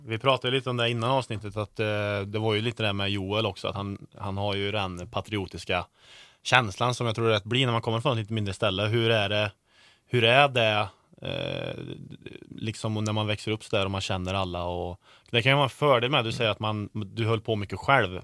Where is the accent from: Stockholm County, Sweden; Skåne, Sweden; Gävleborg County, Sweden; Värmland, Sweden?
Värmland, Sweden; Karlstad; folk kallar mig för bonde för att jag kommer från Karlstad